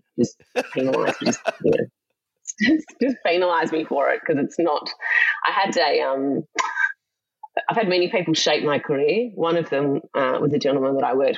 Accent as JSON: {"language": "English", "town": "Melbourne", "region": "Victoria", "country": "Australia", "tie": "born or raised there", "said": "I lived in a suburb called Cheltenham in Victoria with my parents"}